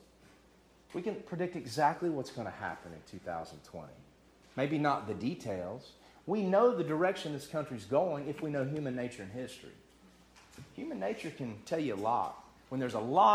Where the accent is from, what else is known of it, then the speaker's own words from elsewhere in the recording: United States; I'm not an American first, a Christian second.